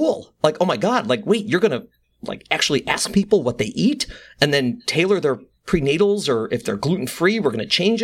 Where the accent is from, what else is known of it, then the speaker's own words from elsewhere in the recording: Midwest, United States; moved away as an adult; now in New York, United States; I grew up in the Midwest and I came out east for college.